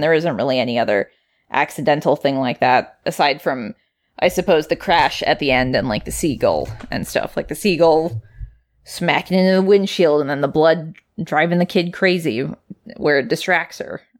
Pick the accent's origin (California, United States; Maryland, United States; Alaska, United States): Alaska, United States; Anchorage; I'm from Anchorage, which is much further south